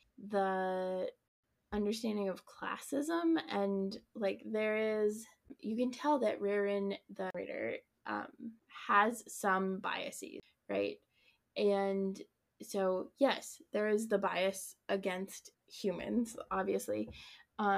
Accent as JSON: {"language": "English", "region": "Colorado", "country": "United States", "tie": "born or raised there", "said": "I grew up in Colorado"}